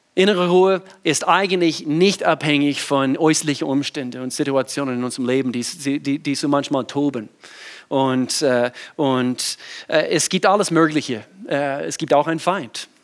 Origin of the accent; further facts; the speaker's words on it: the Southern States, United States; German is a second language; moved away as an adult; now in Germany; ich bin in den Südstaaten groß geworden